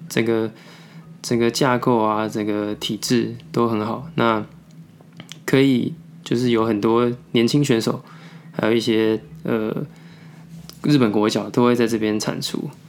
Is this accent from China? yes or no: no; Taiwan; 我们台湾人的作息